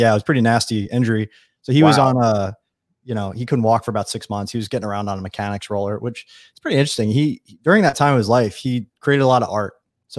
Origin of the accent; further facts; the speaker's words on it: Long Island, New York, United States; I grew up on Long Island, which is a little community east of New York, about 2 million people.